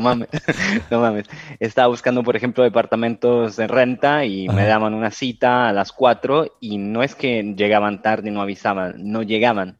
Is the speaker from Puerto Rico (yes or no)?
no; Rome, Lazio, Italy; born or raised there; moved away as an adult; also born or lived in Buenos Aires, Argentina / Cancún, Mexico